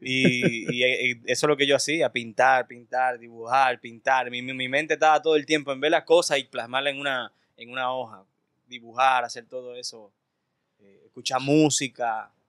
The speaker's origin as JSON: {"language": "Spanish", "town": "Santo Domingo", "region": "Distrito Nacional", "country": "Dominican Republic", "tie": "born or raised there", "also_born_or_lived": "Cabarete / Sosúa", "said": "yo me crié por Arroyo Hondo, entre Arroyo Hondo, entre, entre el Mirador Sur. Y luego por ahí por Gascue."}